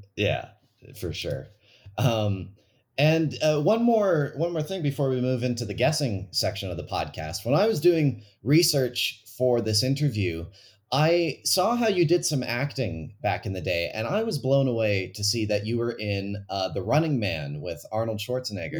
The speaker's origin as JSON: {"language": "English", "town": "Calgary", "region": "Alberta", "country": "Canada", "tie": "born or raised there", "said": "my hometown of Calgary"}